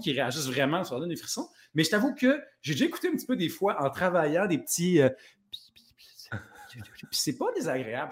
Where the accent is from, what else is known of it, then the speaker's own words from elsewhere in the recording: Plessisville, Quebec, Canada; moi, je viens, euh, de Plessisville